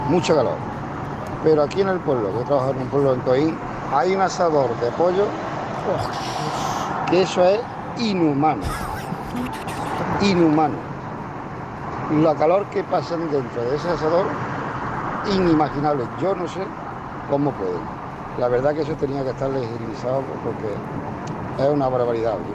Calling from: Málaga, Andalusia, Spain; llamo desde Málaga.

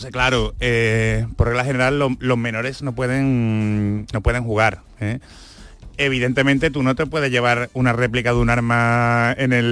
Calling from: Pozoblanco, Andalusia, Spain; pues mira … de Pozo Blanco.

